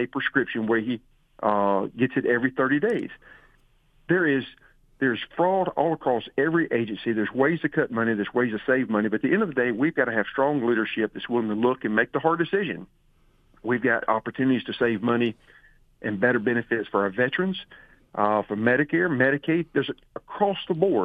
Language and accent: English; Henry County, Georgia, United States; I was born and raised in Henry County